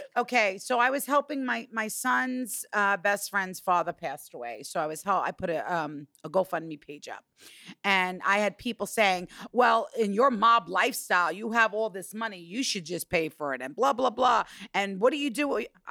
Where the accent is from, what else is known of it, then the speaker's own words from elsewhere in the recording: New York, United States; I'm a New Yorker.